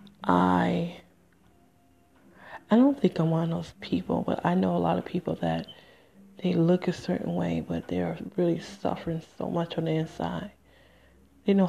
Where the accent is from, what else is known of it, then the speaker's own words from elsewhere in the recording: Michigan, United States; moved away; also born or lived in Nevada / New Jersey; I'm from Michigan